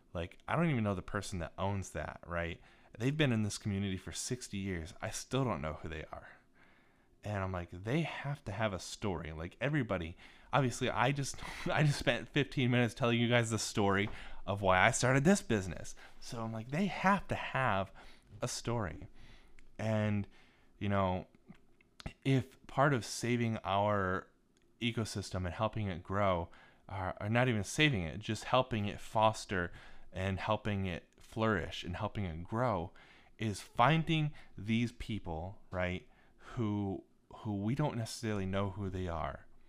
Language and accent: English; Northern Ohio, United States; also born or lived in Cincinnati, Ohio; I grew up in Northern Ohio